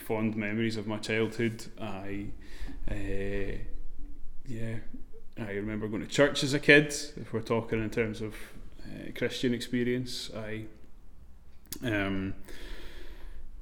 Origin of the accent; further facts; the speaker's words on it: Glasgow, Scotland, United Kingdom; I grew up on the south side in Clarkston